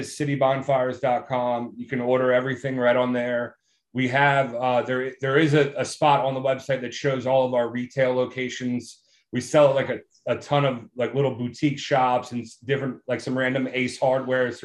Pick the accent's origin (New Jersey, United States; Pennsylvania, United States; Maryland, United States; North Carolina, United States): Maryland, United States; Germantown; I grew up in Germantown, Maryland